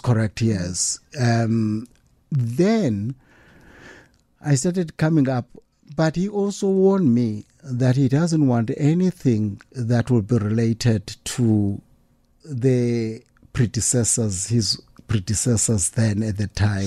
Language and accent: English; Pondoland, Eastern Cape, South Africa; I come from the Pondo land